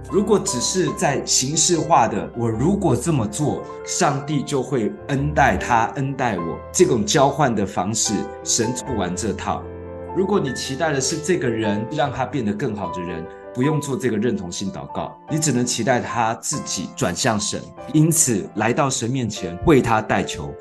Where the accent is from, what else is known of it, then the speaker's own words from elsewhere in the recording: Taiwan; 我们是眷村长大的，眷村很团结，很排外